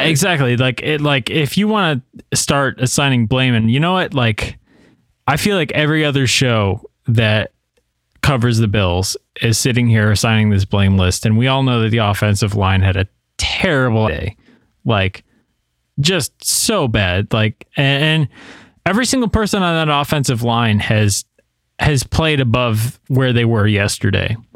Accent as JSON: {"language": "English", "region": "New York", "country": "United States", "tie": "born or raised there", "moved": "yes", "lives_now": "Tennessee, United States", "said": "I live in Tennessee right now, but my home state is New York"}